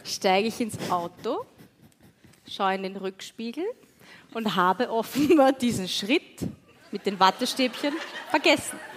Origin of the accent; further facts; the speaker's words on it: Wiener Neustadt, Lower Austria, Austria; ich komme aus Wiener Neustadt